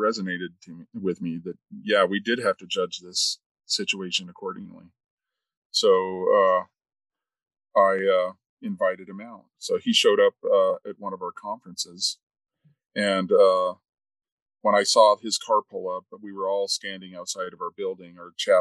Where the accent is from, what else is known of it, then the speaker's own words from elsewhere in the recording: Arizona, United States; moved away as an adult; also born or lived in Utah; growing up in Arizona, I had never experienced being on the receiving end of racism until I moved to Utah